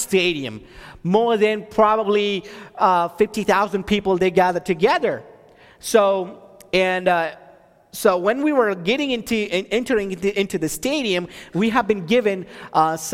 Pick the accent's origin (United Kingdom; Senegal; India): India; now in Texas, United States; I'm from India